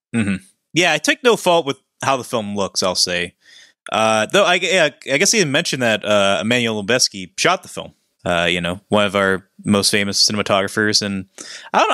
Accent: Pennsylvania, United States; we're both from Pennsylvania

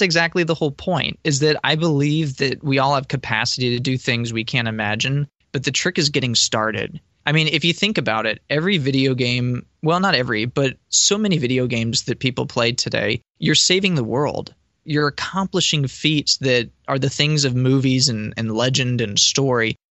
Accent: Boca Raton, Florida, United States; my hometown of uh, Boca Raton here

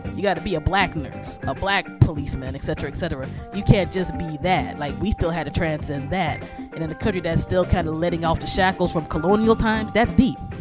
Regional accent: United States; also born or lived in New York metropolitan area; as an American, and like I said, um, the NYC Metro is literally where I became an adult

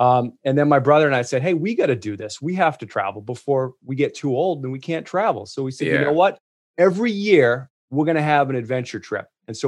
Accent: Massachusetts, United States; You know, growing up in New England, so I grew up south of Boston, and I lived in a small town, and it was like a cow town, you know, and we had woods, you know, we had woods out back of my house

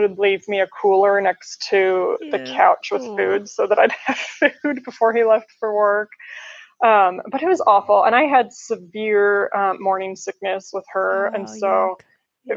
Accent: Colorado, United States; now in Columbus, United States; I was born and raised in Colorado. Now I live in Columbus, Ohio

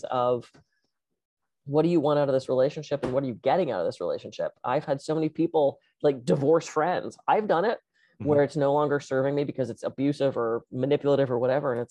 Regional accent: Pittsburgh, Pennsylvania, United States; moved away; I grew up in Pittsburgh, I don't get back there very often

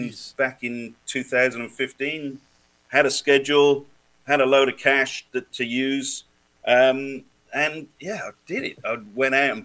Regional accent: Wales, United Kingdom; now in Australia; I'm from Wales originally, so we're born fighters.

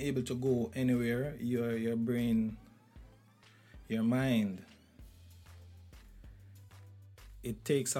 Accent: Jamaica; I think as a Jamaican

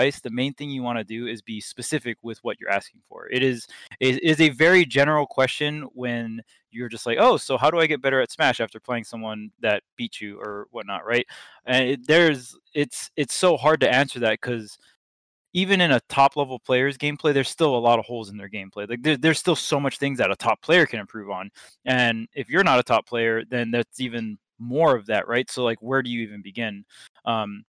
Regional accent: Hawaii, United States; I grew up in Hawaii, so our scene was very, very small

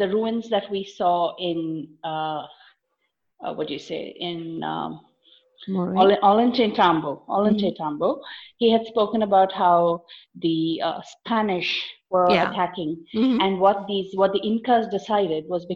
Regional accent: India; we're from India

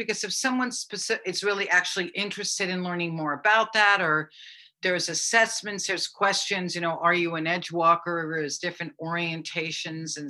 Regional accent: United States; also born or lived in New York; now in Maui, United States; I'm from Connecticut in New York originally, so that's actually my kind of hometown where I'm from, but I've lived out here on and off for many, many years

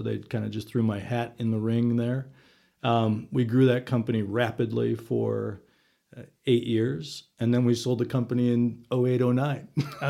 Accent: Milwaukee, Wisconsin, United States; So went to grew up in Milwaukee between my family and my wife still works for the Chamber of Commerce in Milwaukee.

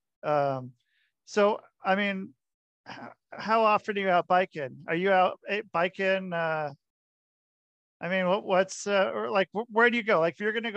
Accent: Oregon, United States; moved away; also born or lived in Idaho / Michigan / Minnesota / Utah; I grew up in Oregon

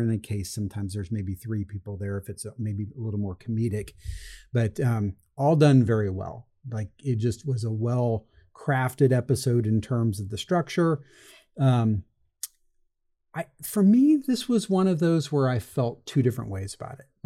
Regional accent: Midwest, United States; I'm from the Midwest

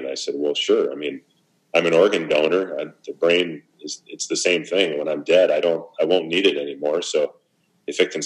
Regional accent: Minnesota, United States; I grew up in Minnesota

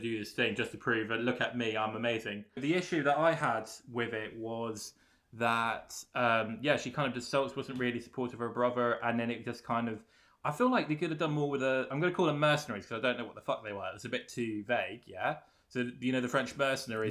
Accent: London, United Kingdom; I'm from London

